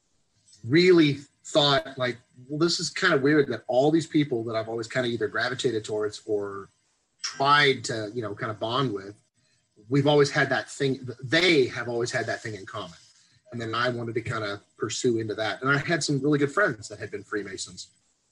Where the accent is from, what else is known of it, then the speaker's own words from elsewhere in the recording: Texas, United States; born and raised in Texas